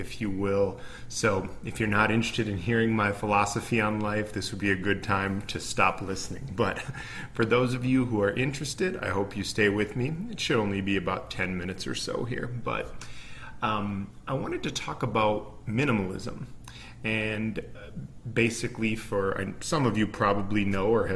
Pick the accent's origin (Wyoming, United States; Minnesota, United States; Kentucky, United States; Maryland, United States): Minnesota, United States; I'm from Minnesota, from the US, and I grew up in an upper middle class family